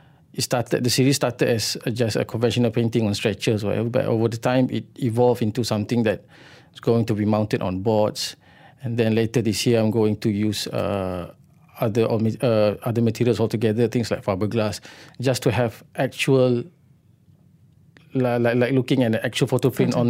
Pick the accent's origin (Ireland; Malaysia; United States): Malaysia; Kuala Terengganu, Terengganu; English is a second language; I was born and grew up in Kuala Terengganu at two different times. But I wouldn't say that I'm actually from Kuala Terengganu, because my father was an educator.